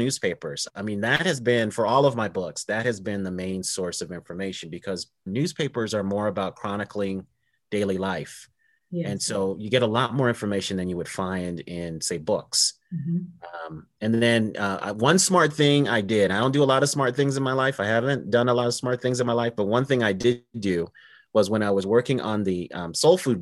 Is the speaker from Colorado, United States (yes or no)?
yes; Denver, Colorado, United States; I'm from Denver, Colorado